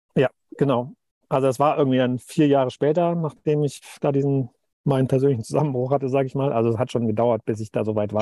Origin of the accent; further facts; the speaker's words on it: Cologne, North Rhine-Westphalia, Germany; moved away; meine Eltern wohnen noch, äh, in Köln, wo ich herkomme